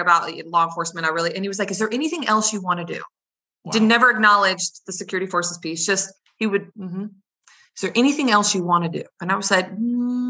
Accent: Gilbert, Arizona, United States; moved away as an adult; I was raised in Gilbert.

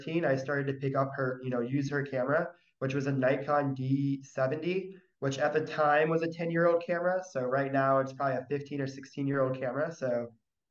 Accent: St. Augustine, Florida, United States; moved away as an adult; also born or lived in Fort Lauderdale, Florida; now in Peniche, Portugal; I was born and raised in St. Augustine, Florida, which is like an hour south of Jacksonville

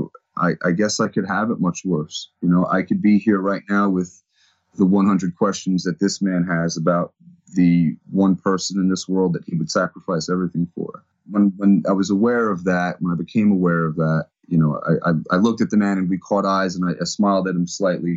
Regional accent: New Jersey, United States; I'm from New Jersey

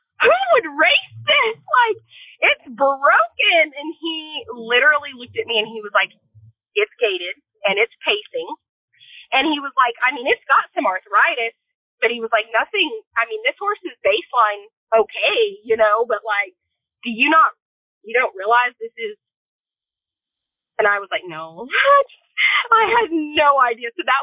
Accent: El Paso, Texas, United States; I grew up in El Paso, Texas

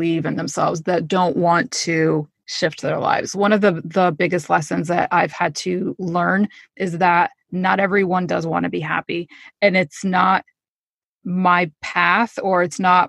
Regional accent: Connecticut, United States; also born or lived in New York; I grew up in Connecticut, so I'm just kind of in the two areas

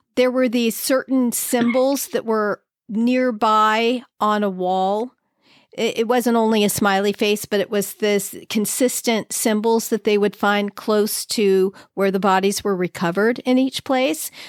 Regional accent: Los Angeles, California, United States; now in San Diego, United States; I'm from Los Angeles

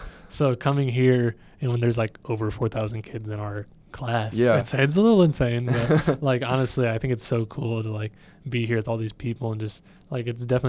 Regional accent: Weslaco, Texas, United States; now in Ohio, United States; And I am originally born in Texas. I miss Texas.

